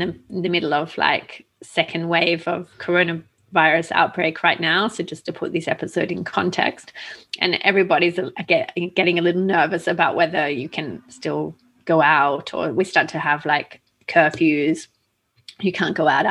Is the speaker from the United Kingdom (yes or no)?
no; Australia; I grew up in Australia